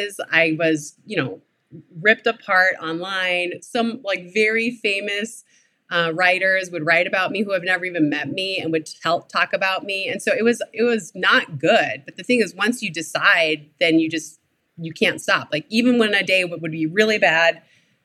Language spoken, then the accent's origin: English; Minnesota, United States; I grew up in Minnesota